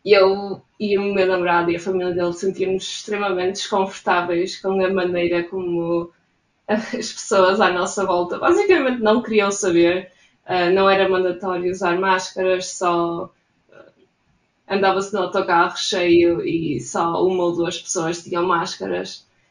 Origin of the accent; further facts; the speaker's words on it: Portugal; moved away as an adult; now in Gothenburg, Sweden; sou de Portugal